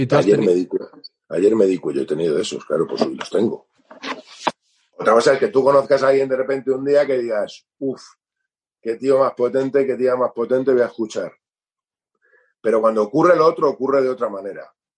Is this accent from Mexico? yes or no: no; Spain; yo soy español, soy armenio, mi madre es española, y nosotros llegamos en el 75